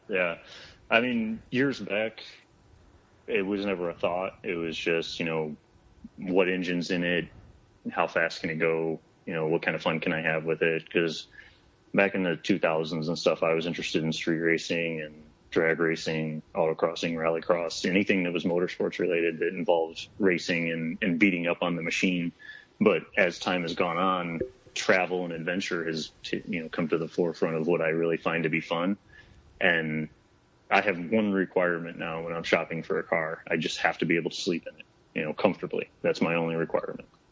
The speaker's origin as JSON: {"language": "English", "region": "Michigan", "country": "United States", "tie": "born or raised there", "moved": "as an adult", "lives_now": "Phoenix, United States", "said": "growing up in Michigan"}